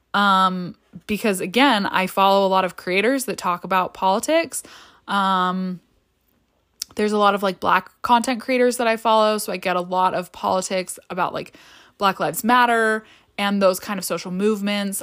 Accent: United States; I grew up in the United States and had my education in the United States

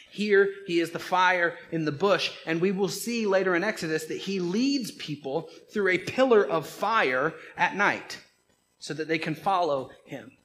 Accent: Georgia, United States; I am from Georgia

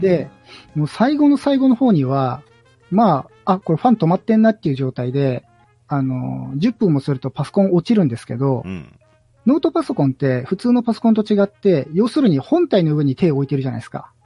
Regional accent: Nagoya, Aichi, Japan; 僕が名古屋人だから

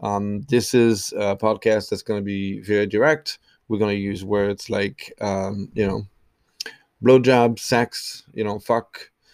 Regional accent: France; English is a second language; also born or lived in Ireland; now in United States; Traveled, I'm originally from France, lived in Ireland, moved to the US, lived in Boston, Los Angeles, Miami.

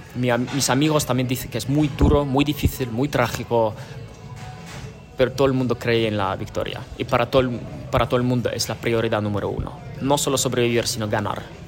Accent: a village near Kyiv, Kyiv Oblast, Ukraine; moved away; Mi familia escapa de Kiev, de un pueblo cerca de Kiev, porque era muy militarizado, muy estratégico y cinco horas más tarde ya eh, vinieron las primeras paratropas rusas en mi pueblo

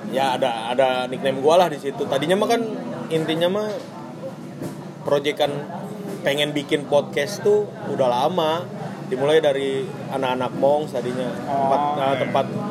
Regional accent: Tangerang, Banten, Indonesia; moved away as an adult; now in Bandung, Indonesia; gue domisili ya gue orang Tangerang gitu ke Bandung kan ngekos

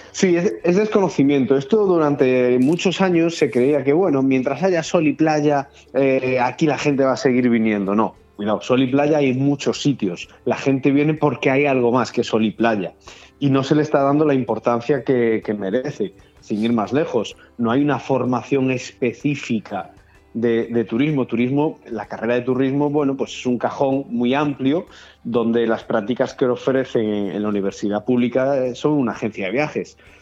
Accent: Galicia, Spain; moved away; Yo soy gallego y en, Galicia todavía se estila mucho la, la, aldea

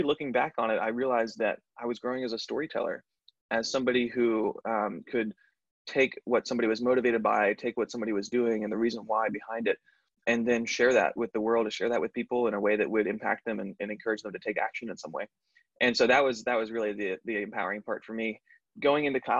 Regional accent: Raleigh, North Carolina, United States; I born and raised in Raleigh

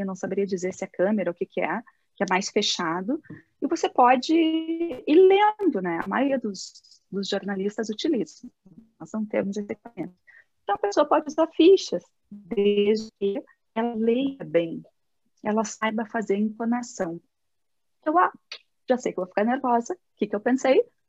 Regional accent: South Region, Brazil; eu sou do, do Brasil e do Sul.

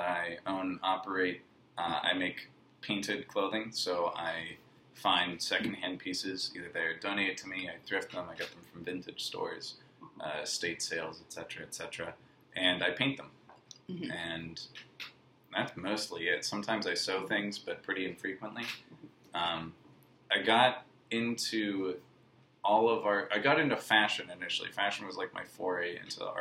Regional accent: Pittsburgh, Pennsylvania, United States; I grew up in Pittsburgh

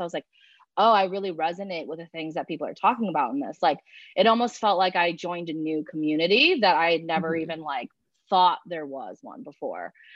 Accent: Chicago, Illinois, United States; also born or lived in China; I'm from Chicago. Uh, I'm 24 years old

